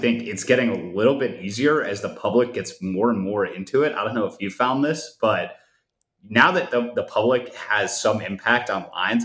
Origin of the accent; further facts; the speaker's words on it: Cleveland, Ohio, United States; That's the Ohio flag behind me. I'm from Cleveland. So I grew up a Cavs fan